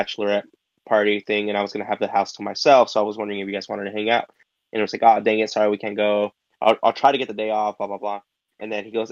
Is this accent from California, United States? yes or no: yes; California, United States; I'm from California